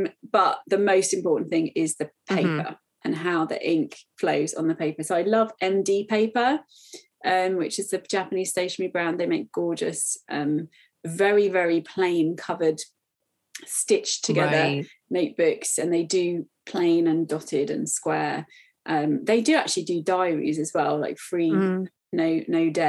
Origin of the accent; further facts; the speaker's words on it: United Kingdom; as a British person